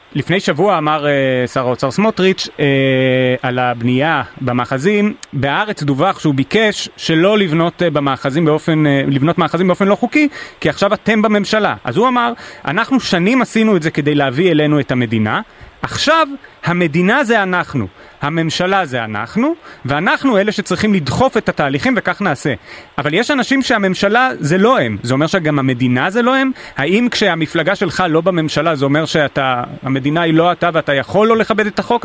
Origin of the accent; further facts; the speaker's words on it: Ness Ziona, Central District, Israel; אני מנס ציונה